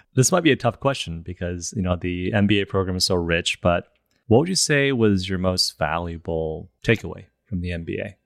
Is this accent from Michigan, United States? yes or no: yes; Michigan, United States; moved away; also born or lived in China; I was born in China, moved to Michigan, when I was seven and grew up there